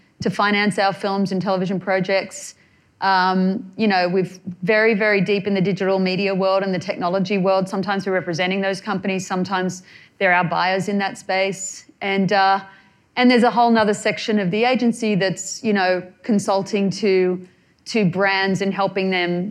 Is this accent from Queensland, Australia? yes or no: no; New South Wales, Australia; moved away as an adult; now in Los Angeles, United States; I come from Australia